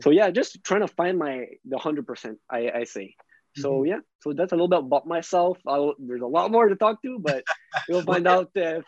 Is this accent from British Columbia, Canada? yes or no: no; Ottawa, Ontario, Canada; born there; accent: French; English is a second language; I was born in Ottawa, but I still have that French accent, but I moved a lot.